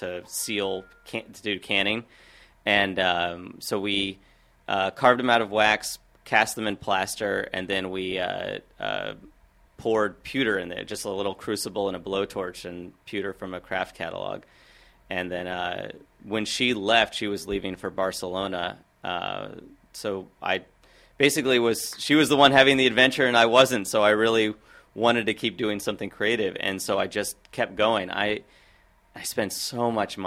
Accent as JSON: {"language": "English", "town": "Washington", "region": "District of Columbia", "country": "United States", "tie": "born or raised there", "said": "I grew up on Capitol Hill around Lincoln Park"}